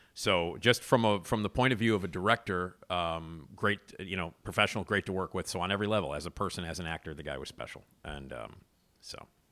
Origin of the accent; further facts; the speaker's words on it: Chicago, Illinois, United States; as a Chicagoan